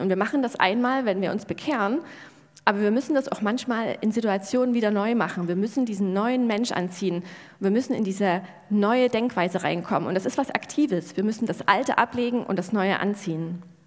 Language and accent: German; Germany; wir Deutschen